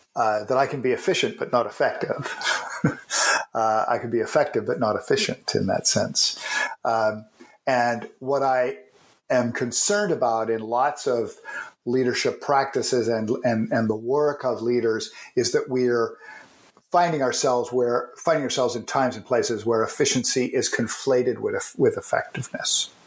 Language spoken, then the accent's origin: English; Canada; I'm a Canadian.